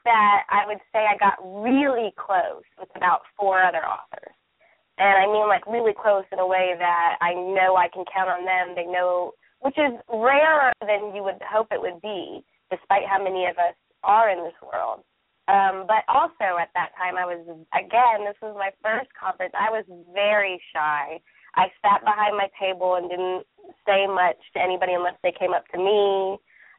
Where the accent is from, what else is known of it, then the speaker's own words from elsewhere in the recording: Midwest, United States; now in East Coast, United States; I'm actually from the Midwest, which is similar to the South, but I live on the East Coast now